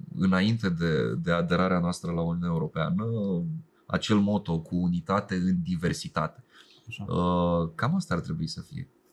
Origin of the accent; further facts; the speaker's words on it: Romania; zona mea în care se vorbește rusa